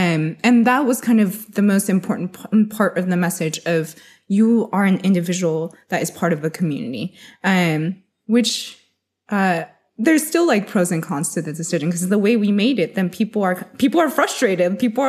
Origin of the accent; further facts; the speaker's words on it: United States; So I'm Chinese American. So growing up, I've always loved like having individualism versus like, you know, having to like fit into a mold.